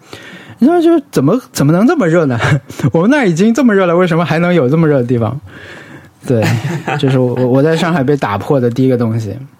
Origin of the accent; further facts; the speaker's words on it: Yunnan, China; moved away as an adult; now in Shanghai, China; 云南就我老家不冷，但相应该来，我应该会觉得上海很冷，但是好像我没觉得。